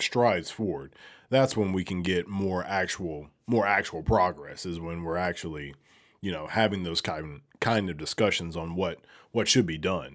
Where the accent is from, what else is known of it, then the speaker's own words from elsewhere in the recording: Alabama, United States; moved away as an adult; now in Memphis, United States; I'm from Alabama